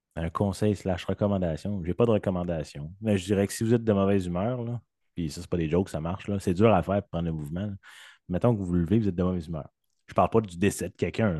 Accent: Saint-Jérôme, Quebec, Canada; moved away as an adult; also born or lived in western Canada; je suis né à Saint-Jérôme

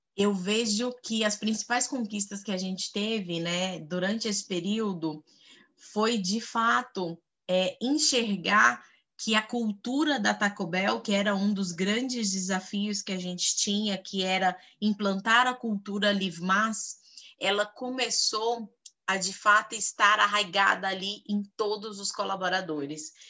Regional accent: Goiás, Brazil; moved away as an adult; now in São Paulo, Brazil; Goiana, como diz na minha terra, goianinha do pé rachado

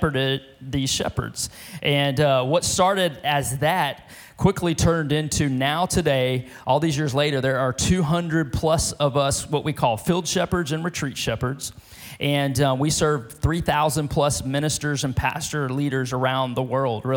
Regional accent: Beaumont, Texas, United States; also born or lived in France / California; now in Lufkin, United States; my hometown of Beaumont, Texas

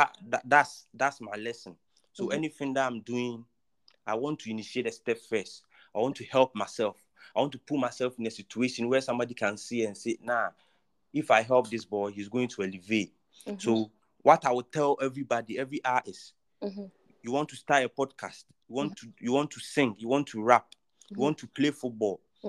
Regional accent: Kumasi, Ashanti, Ghana; Actually, I'm from Kumasi. I was born and bred in Kumasi

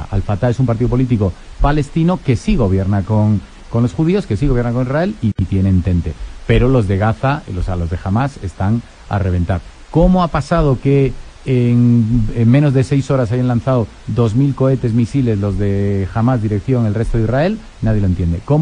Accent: Madrid, Community of Madrid, Spain; moved away as an adult; Mis papás son de Asturias, del norte de España. Y este, yo ya nací en Madrid, estudié liceo francés, eh, luego estudié Complutense

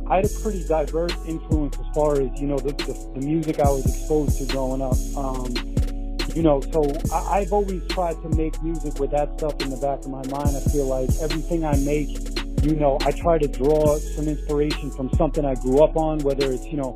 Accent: New York City, New York, United States; I'm an artist from Rockaway Beach, Queens, New York.

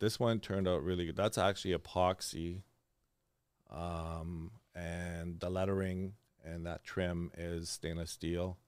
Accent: Hearst, Ontario, Canada; moved away as an adult; now in Thunder Bay, Canada; I'm actually born and raised in Hearst

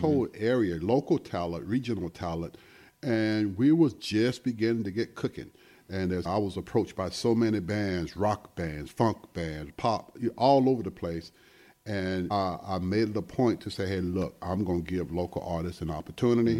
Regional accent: Sumter, South Carolina, United States; moved away; back home when I grew up in Sumter, South Carolina

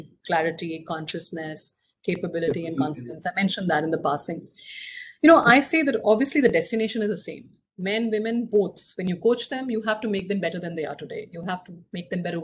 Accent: Singapore; my hometown, is actually Singapore

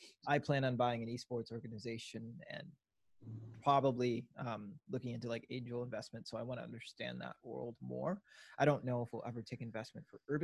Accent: Minneapolis, Minnesota, United States; moved away as an adult; now in Milwaukee, United States; I was born in Twin Cities, grew up in the city there, and then we moved out to the suburbs

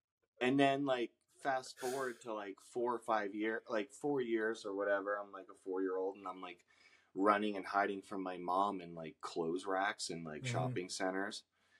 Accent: Pennsylvania, United States; now in Los Angeles, United States; I'm from Pennsylvania and I grew up in this like tiny little town and like I was just like a white suburb rural guy.

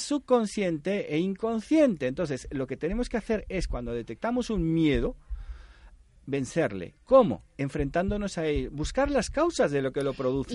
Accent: Panama; now in Spain; en Panamá, yo nací en Panamá, mi padre me decía, tú vas a cobrar la mitad que los demás

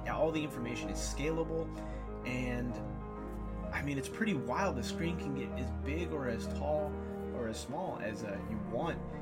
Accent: near Wixom, Michigan, United States; they're right here in my hometown, not too far, maybe thirty minutes away.

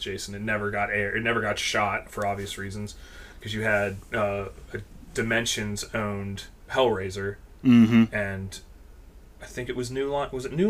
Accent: Pennsylvania, United States; we're from Pennsylvania. We both grew up here. And, I mean, we are literally, like, we're not even an hour drive from Gettysburg.

